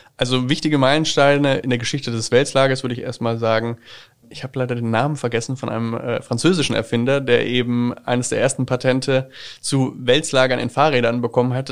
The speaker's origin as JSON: {"language": "German", "town": "Schweinfurt", "region": "Bavaria", "country": "Germany", "tie": "born or raised there", "said": "komme ich gebürtig aus der Stadt Schweinfurt"}